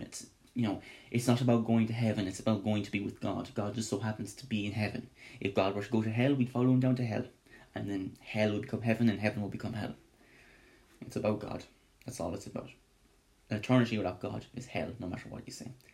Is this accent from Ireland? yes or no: yes; Ireland; me being Irish